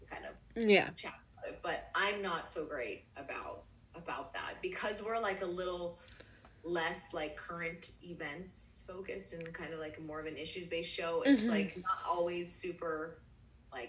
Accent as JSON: {"language": "English", "town": "Pittsburgh", "region": "Pennsylvania", "country": "United States", "moved": "yes", "lives_now": "Florida, United States", "said": "I'm from Pittsburgh originally"}